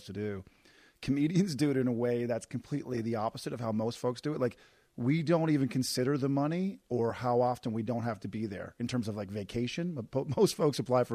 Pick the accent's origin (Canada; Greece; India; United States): Canada; I'm Canadian